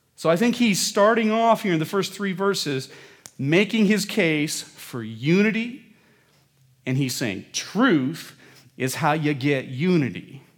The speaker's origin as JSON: {"language": "English", "region": "Midwest", "country": "United States", "tie": "born or raised there", "said": "I was growing up in the Midwest"}